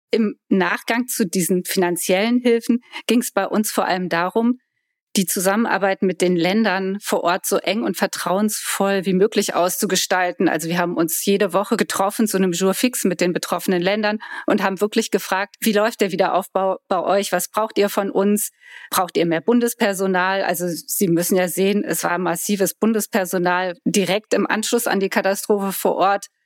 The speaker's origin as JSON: {"language": "German", "town": "Koblenz", "region": "Rhineland-Palatinate", "country": "Germany", "said": "Ich komme aus Koblenz, meine Mutter kommt aus Adenau."}